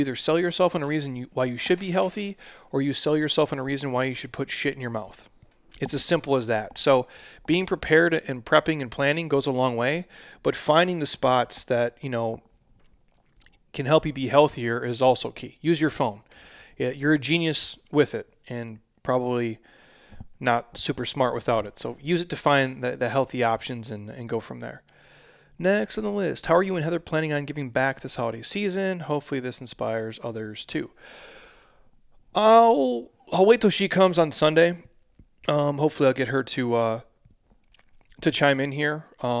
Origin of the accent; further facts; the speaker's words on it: Midwest, United States; I'm a dude from the Midwest who doesn't know shit about fashion.